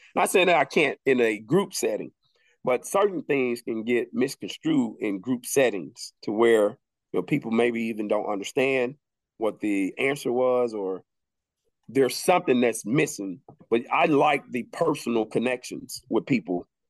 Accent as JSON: {"language": "English", "region": "the South", "country": "United States", "tie": "born or raised there", "said": "Being born and raised in the South, it teaches you different values, right?"}